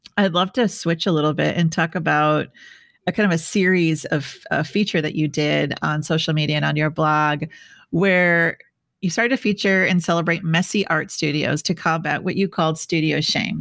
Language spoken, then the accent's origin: English; Midwest, United States; I'm from the Midwest